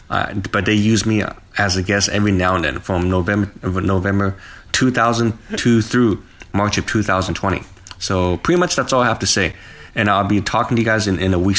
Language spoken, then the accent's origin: English; Vietnam; born there; because I'm Chinese, but I was born in Vietnam.